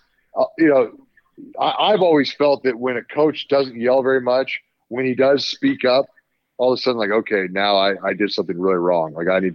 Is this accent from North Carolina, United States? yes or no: no; Lincoln, Nebraska, United States; we're both from Lincoln. We grew up, you know, kind of in the Husker.